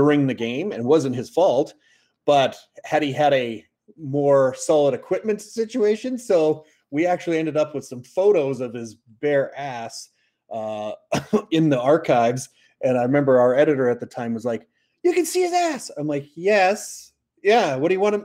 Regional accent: Canada; we're just very happy as Canadians

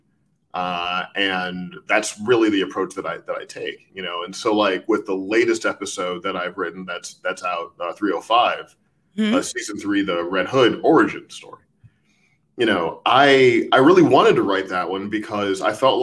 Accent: St. Louis, Missouri, United States; I grew up in St. Louis

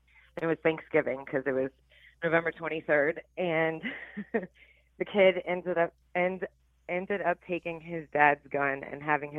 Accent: South Florida, United States; So I grew up in South Florida, you know, where all the crazy shit happened.

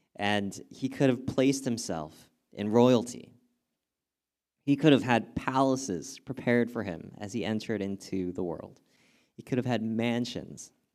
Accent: Southern California, United States; I grew up in Southern California

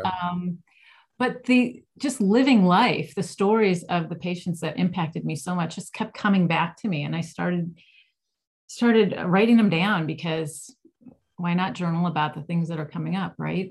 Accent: Cleveland, Ohio, United States; I grew up in Ohio

